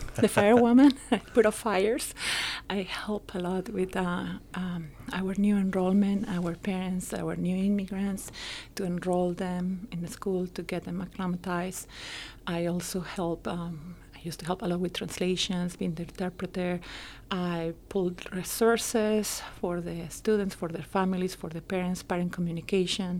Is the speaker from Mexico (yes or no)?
yes; Mexico; moved away as an adult; now in Elmhurst, United States; I was born in Mexico. I'm an immigrant here, but for the last almost 17, 18 years